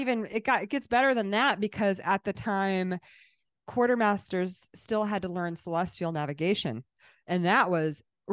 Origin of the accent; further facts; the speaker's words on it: Massachusetts, United States; born there; I was born in Massachusetts.